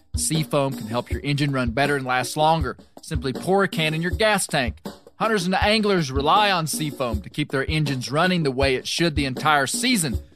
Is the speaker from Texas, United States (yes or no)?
no; Arkansas, United States; growing up in Arkansas